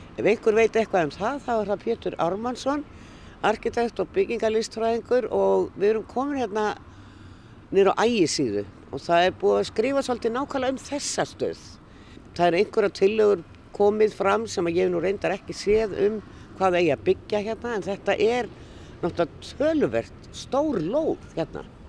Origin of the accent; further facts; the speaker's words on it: Reykjavík, Capital Region, Iceland; ég er nú uppalinn hérna upp á Hamel